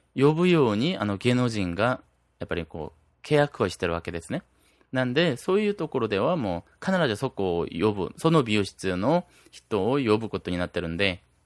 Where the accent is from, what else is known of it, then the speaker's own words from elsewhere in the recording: South Korea; 僕、韓国人なんで